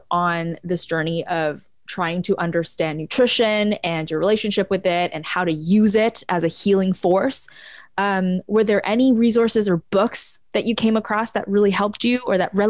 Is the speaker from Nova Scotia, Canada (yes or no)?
no; Ottawa, Ontario, Canada; I was born in Ottawa.